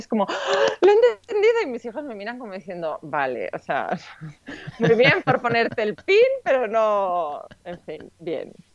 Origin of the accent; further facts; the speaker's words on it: Spain; moved away as an adult; also born or lived in Switzerland; se entera que yo soy española